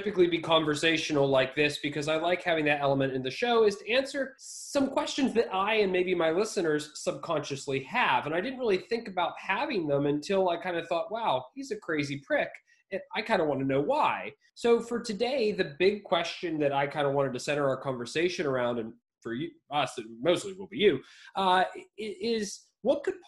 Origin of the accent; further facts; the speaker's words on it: Pennsylvania, United States; a Pennsylvania person